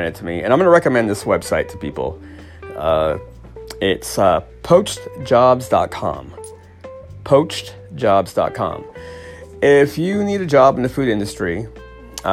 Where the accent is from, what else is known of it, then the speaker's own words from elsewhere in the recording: Paradise, California, United States; the horrible campfire that destroyed my hometown and my dad's place